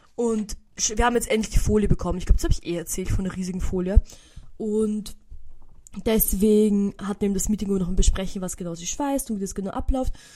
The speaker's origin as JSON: {"language": "German", "region": "Burgenland", "country": "Austria", "said": "nach Hause gefahren bei uns im Burgenland"}